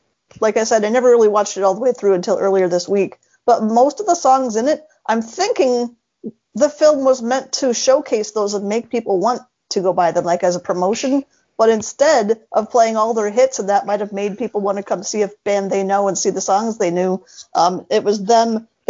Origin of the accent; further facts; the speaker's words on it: Central Washington State, United States; now in Minnesota, United States; I'm originally from Central Washington State, now live in Minnesota